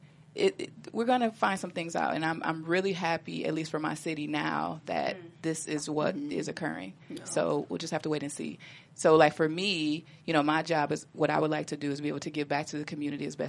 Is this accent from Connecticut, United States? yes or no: no; Chicago, Illinois, United States; I'm from Chicago. Mm-hmm. Well, I live right outside of Chicago